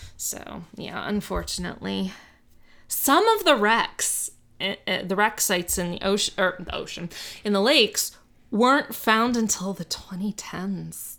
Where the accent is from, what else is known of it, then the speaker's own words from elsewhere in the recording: Miami, Florida, United States; moved away; I grew up in Miami